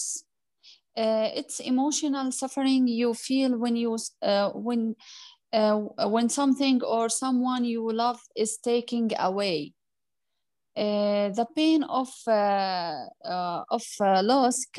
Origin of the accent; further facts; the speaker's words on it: Jordan; I'm from Jordan